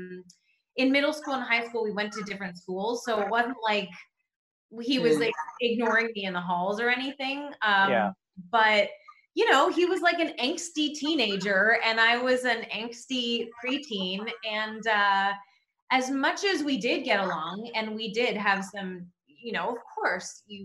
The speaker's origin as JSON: {"language": "English", "town": "Toronto", "region": "Ontario", "country": "Canada", "tie": "born or raised there", "said": "we grew up in Toronto"}